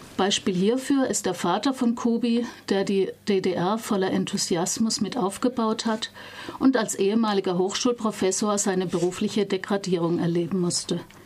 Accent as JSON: {"language": "German", "region": "West Germany", "country": "Germany", "said": "für mich als Wessi"}